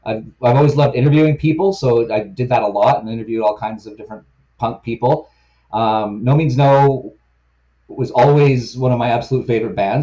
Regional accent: Victoria, British Columbia, Canada; also born or lived in Vancouver; I'm from Victoria, BC, born and raised in this town, which is their hometown

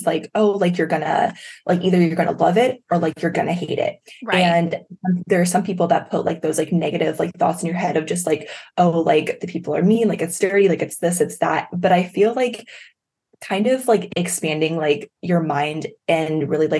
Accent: Daytona Beach, Florida, United States; moved away as an adult; also born or lived in Pensacola; I grew up in Daytona Beach and I lived there for 22 years

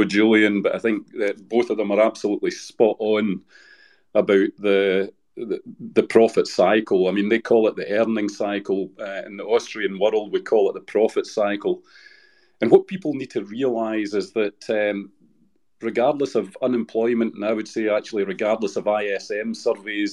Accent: United Kingdom; I'm technically British

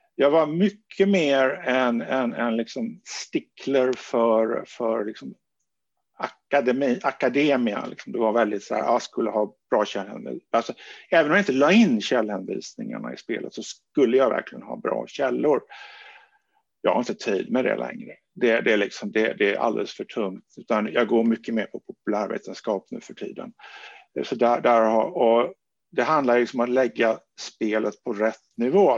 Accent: small village outside Gothenburg, Västra Götaland, Sweden; moved away; also born or lived in Stockholm; en liten västgötsk by, där jag växte upp på 1960-talet

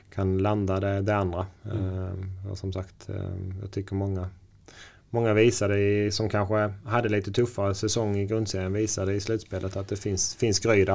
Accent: Sweden; now in Norway

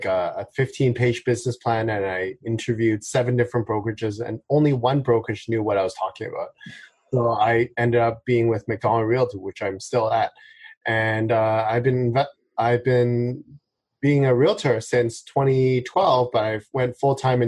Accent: Vancouver, British Columbia, Canada; I'm born and raised in Vancouver

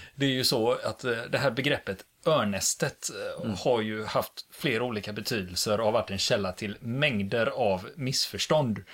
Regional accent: Sweden; vi svenskar

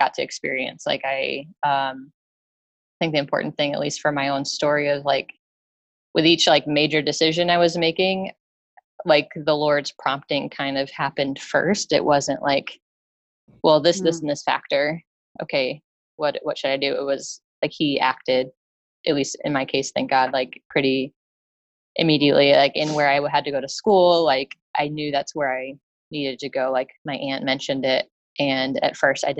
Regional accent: upstate New York, United States; moved away; So I grew up in New York, upstate New York

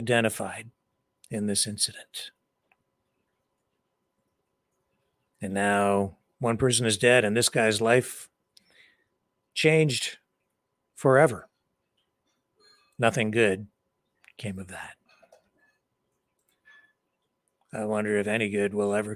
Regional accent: London, Ontario, Canada; In London, Ontario, my hometown

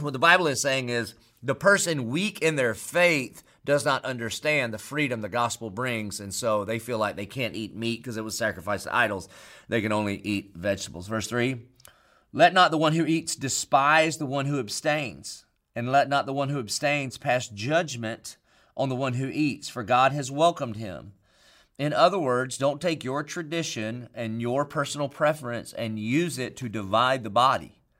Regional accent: Marion, South Carolina, United States; I grew up in Marion, South Carolina

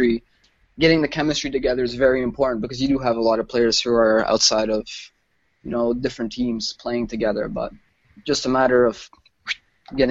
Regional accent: Canada; just from my perspective as a Canadian

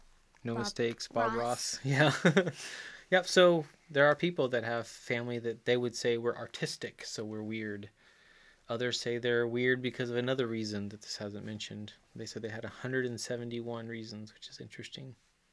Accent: Chile; Yes, I grew up in Chile. South America.

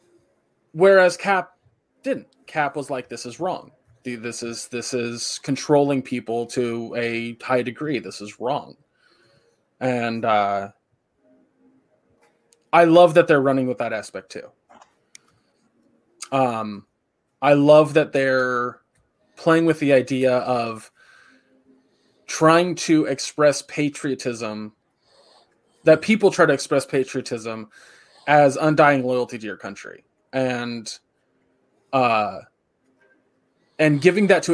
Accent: United States; As an American

